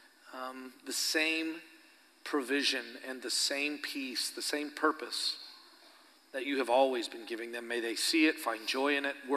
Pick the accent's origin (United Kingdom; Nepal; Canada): Canada; moved away as an adult; now in Stillwater, United States; I'm Canadian, but it's because I'm Christian.